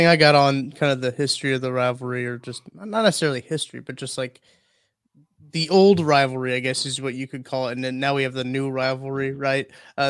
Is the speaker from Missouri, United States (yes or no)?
yes; North Central Missouri, United States; I grew up in North Central Missouri, so you get all kinds.